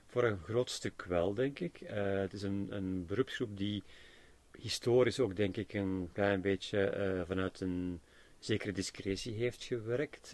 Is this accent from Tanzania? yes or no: no; Belgium